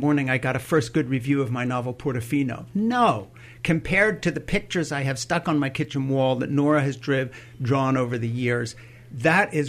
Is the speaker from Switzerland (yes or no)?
yes; Switzerland; moved away; I grew up in Switzerland